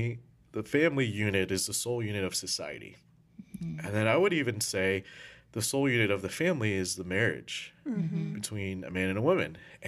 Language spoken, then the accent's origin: English; Philippines; Wow, so I'm Filipino.